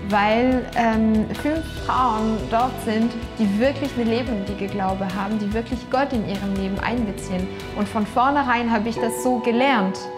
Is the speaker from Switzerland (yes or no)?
no; Tours, Centre-Val de Loire, France; German is a second language; now in Germany; komme aus Frankreich. Ich bin aufgewachsen in Tours, das ist in Westfrankreich, äh, nicht christlich aufgewachsen.